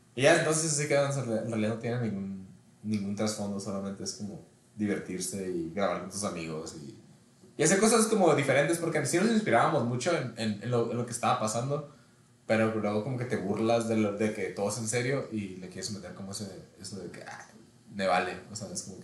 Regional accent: Ensenada, Baja California, Mexico; moved away as an adult; now in Culiacán, Mexico; soy de Ensenada. Tengo tres años que me mudé a Culiacán. Allá vivo con mi esposa

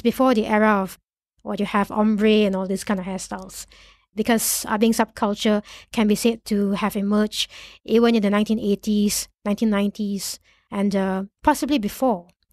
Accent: Malaysia; as a Malaysian Chinese of the non-Chinese educated background

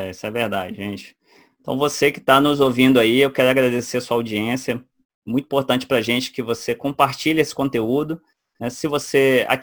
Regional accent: Portugal; Eu sou mesmo português.

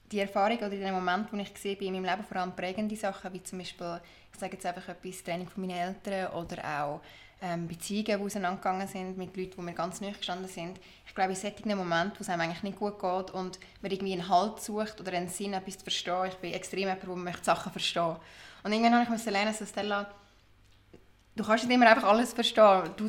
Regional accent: Lucerne, Switzerland; Ich bin aus Luzern, bin dort aufgewachsen und auch geboren und schon seit immer dort daheim.

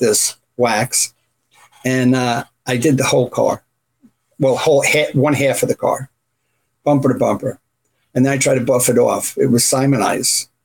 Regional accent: Runcorn, North West England, United Kingdom; also born or lived in Canada; now in United States; I grew up in a town called Runcorn, which is up towards um, the northwest, close between Wales and then Liverpool's across the Mersey.

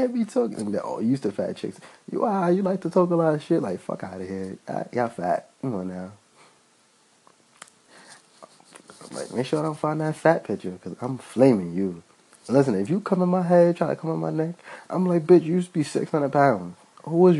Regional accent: New York City, New York, United States; I'm from Brooklyn

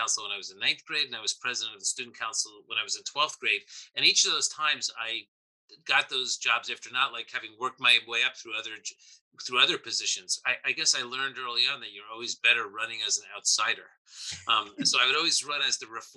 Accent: Paramus, New Jersey, United States; also born or lived in Dumont, New Jersey; I went to elementary school, junior high school, and high school in Paramus, New Jersey.

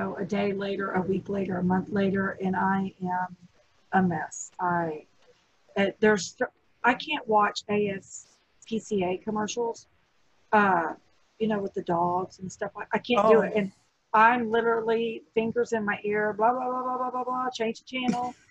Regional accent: Texas, United States; It's part of my Southern charm. I'm a Texan.

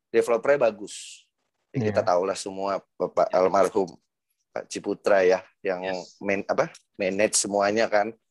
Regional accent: Jakarta, Indonesia; kebetulan gue dari kecil tinggal di Pondok Indah dulu bokap uh, nyokap gue tinggal di sini

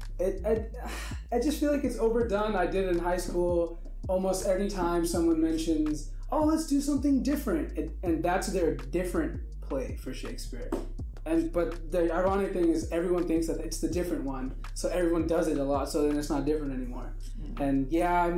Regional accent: Pakistan; now in United States; I was originally born and raised in Pakistan

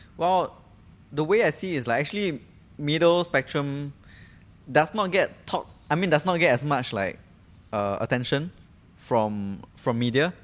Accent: Singapore; Speaking as a Singaporean myself

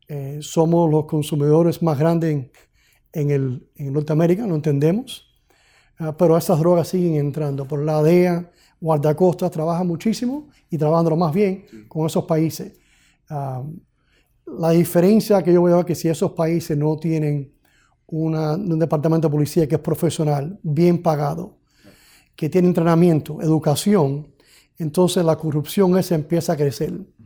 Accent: Miami, Florida, United States; aquí en Miami, donde yo nací aquí, los padres míos son cubanos, llegaron aquí en 1958

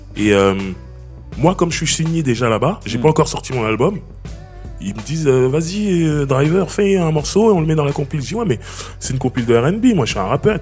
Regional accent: Sarcelles, Île-de-France, France; je suis né dans cette ville, je suis né à Sarcelles.

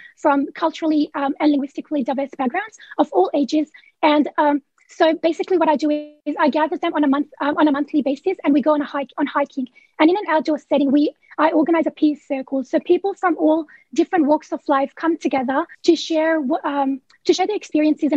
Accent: Sydney, New South Wales, Australia; I'm from Western Sydney. I live in Maryland within the Cumberland region.

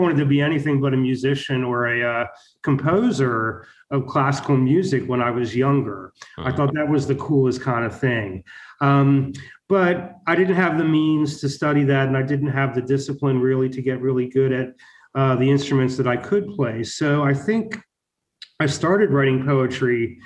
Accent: Baltimore, Maryland, United States; also born or lived in San Francisco / Mississippi / Wisconsin / Arizona; now in Tulsa, United States; I'm originally from Baltimore

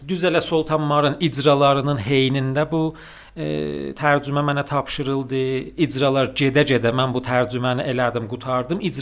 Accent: Tabriz, East Azerbaijan, Iran; Sərdariniya Şəmsi tarixi ilə 1365-ci ildə Təbrizdə anadan olmuşam. Fərhəngi və qələm sahəsində çalışan bir ailədə

